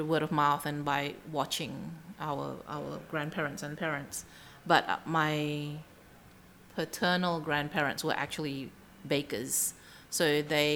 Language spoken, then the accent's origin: English; Sumatra, Indonesia; now in Melbourne, Australia; I come from Sumatra, and where we come from, our food is much spicier